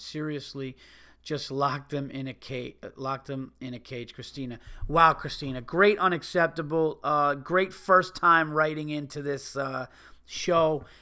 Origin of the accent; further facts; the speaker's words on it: New York, United States; growing up in New York